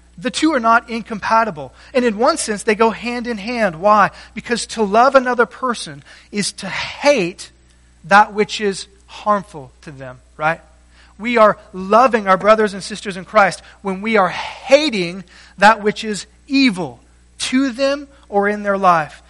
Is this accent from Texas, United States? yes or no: yes; South Texas, United States; moved away; I grew up in South Texas where there are no hills.